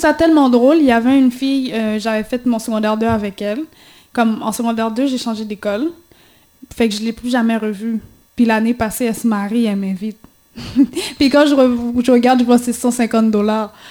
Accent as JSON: {"language": "French", "country": "Haiti", "said": "on est haïtien, puis on va rester haïtien pour toujours"}